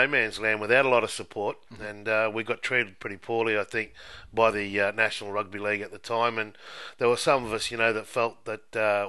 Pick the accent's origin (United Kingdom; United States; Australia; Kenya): Australia; Queensland; being a Queenslander